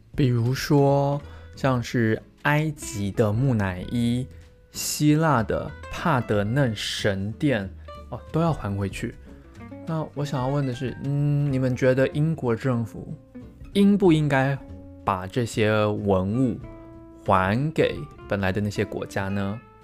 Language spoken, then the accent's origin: Chinese; Taiwan; 我在台湾出生长大